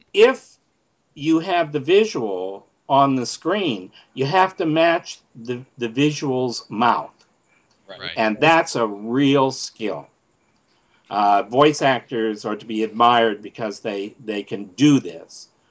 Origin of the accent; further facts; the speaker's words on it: Canada; moved away; I'm from Canada